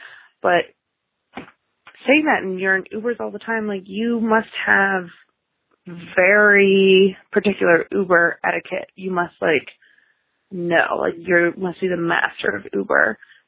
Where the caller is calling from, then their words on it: Massachusetts, United States; This is …, and I am calling from Massachusetts.